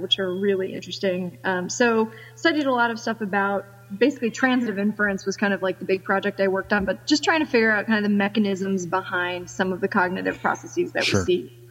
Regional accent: New York, United States; now in Lewisburg, Pennsylvania, United States; I'm from New York, so it's like 3 hours away from us here

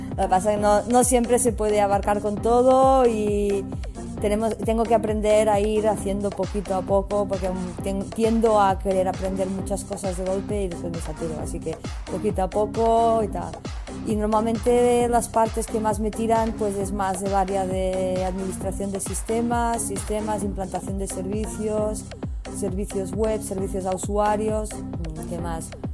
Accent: Olot, Catalonia, Spain; moved away as an adult; now in Barcelona, Spain; mi pueblo que era Olot

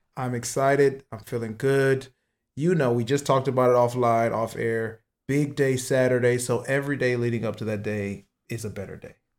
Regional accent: Michigan, United States; my home state

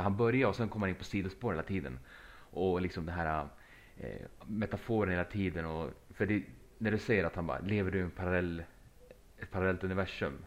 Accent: Sweden; vi var från Sverige allihopa

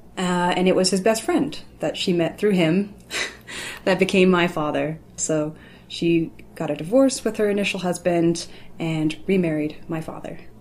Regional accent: Louisville, Kentucky, United States; I'm from Louisville, Kentucky

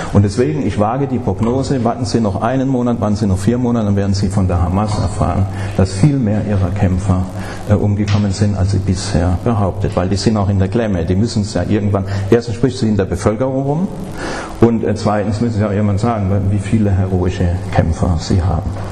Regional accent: Stuttgart, Baden-Württemberg, Germany; Ich komme aus Stuttgart

